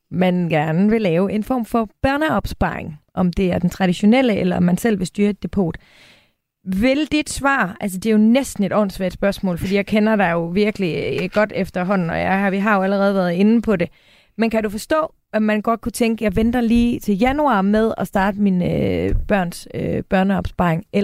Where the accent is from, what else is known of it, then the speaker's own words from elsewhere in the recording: Jutland, Denmark; Og jeg er jo også jyde